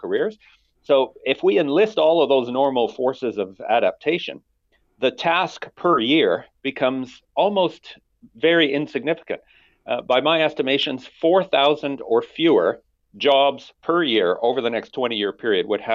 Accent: Alberta, Canada; I come from Alberta. That's where I was born and raised

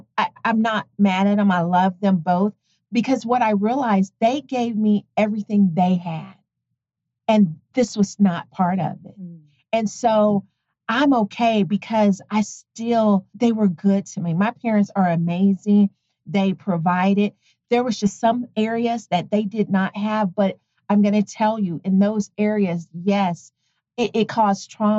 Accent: Tonganoxie, Kansas, United States; Tonganoxie, Kansas.

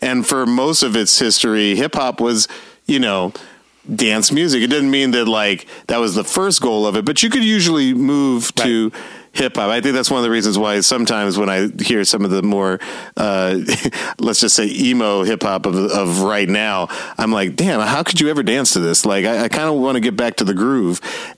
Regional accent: the South, United States; And I grew up in the South where we had like, you know, we had Miami Bass

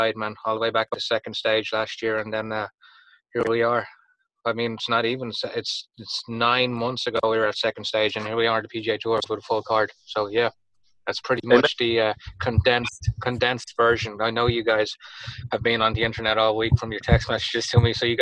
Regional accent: Dublin, Leinster, Ireland; accent: Irish; moved away as an adult; also born or lived in Miami, Florida; now in United States; I'm from Dublin, Ireland, originally. I moved to the States full-time in 2001

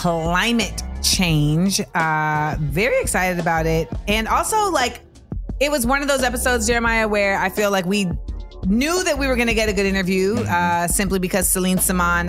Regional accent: Florida, United States; I'm from Florida

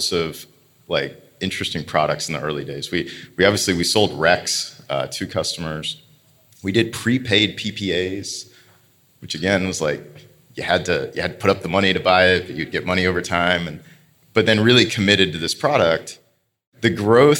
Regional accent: Eastern Kentucky, United States; I grew up in Kentucky, in Eastern Kentucky

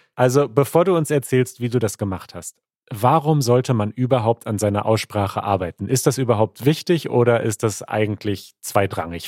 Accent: Germany; als Deutscher

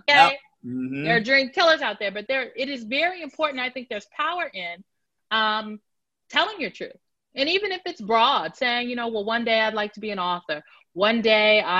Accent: Omaha, Nebraska, United States; moved away as an adult; now in Washington, D.C., United States; I'm from Omaha, Nebraska, North Omaha, to be specific

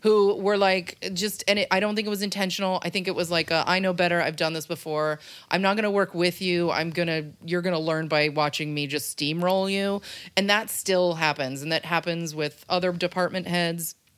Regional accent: Rhinebeck, New York, United States; moved away as an adult; now in Los Angeles, United States; I'm from Rhinebeck, New York

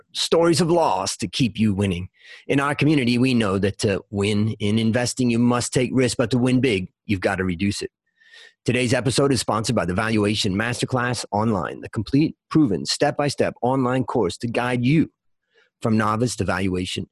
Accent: Hudson, Ohio, United States; I grew up in Hudson, Ohio

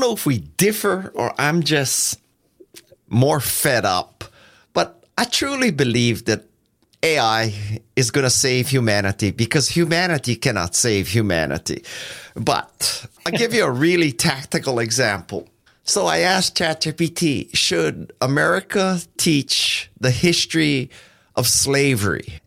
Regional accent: Silicon Valley, California, United States; I'm from Silicon Valley

